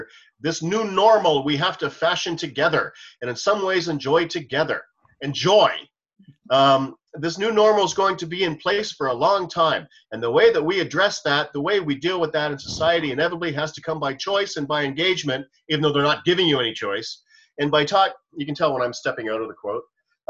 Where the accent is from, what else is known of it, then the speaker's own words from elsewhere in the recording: Canada; me as a Canadian